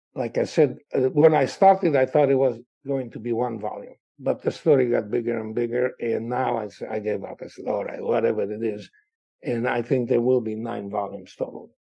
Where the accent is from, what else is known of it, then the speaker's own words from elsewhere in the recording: Cluj-Napoca, Cluj County, Romania; my hometown of Cluj uh, in Transylvania